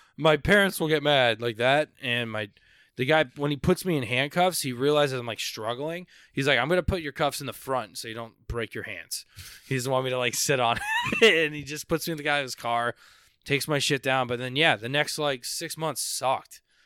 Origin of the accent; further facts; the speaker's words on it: Palm Beach, Boca Raton area, South Florida, United States; moved away as an adult; now in Orlando, United States; I grew up in South Florida